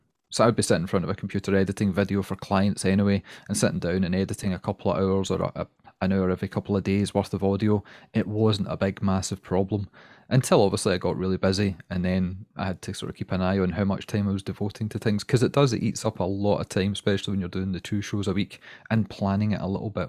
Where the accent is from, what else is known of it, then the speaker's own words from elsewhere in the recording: Scotland, United Kingdom; And we're also Scottish. And the Scottish part really helps us out, because everybody in America loves Scotland and they love a Scottish accent, and we can do no wrong.